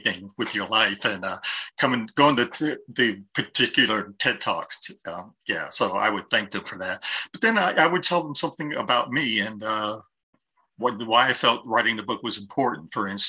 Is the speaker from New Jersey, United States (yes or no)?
no; Columbus, Ohio, United States; now in Portland, United States; Eastside, I grew up mostly in the Linden area. My parents went to East High School